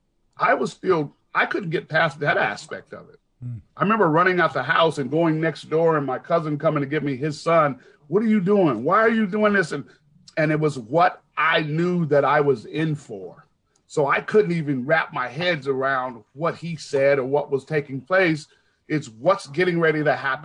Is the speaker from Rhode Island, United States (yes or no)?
no; Seattle, Washington, United States; I'm born and raised in Seattle